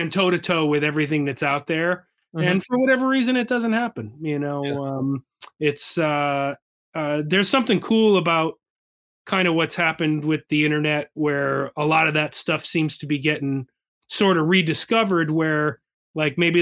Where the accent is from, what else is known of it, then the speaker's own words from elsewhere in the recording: Wallingford, Connecticut, United States; a hometown show right in Wallingford, Connecticut, where I'm from